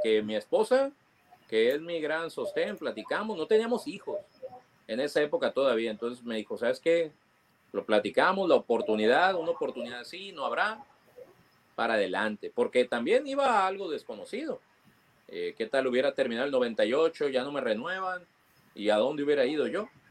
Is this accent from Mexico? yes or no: yes; Mazatlán, Sinaloa, Mexico; yo nací en Mazatlán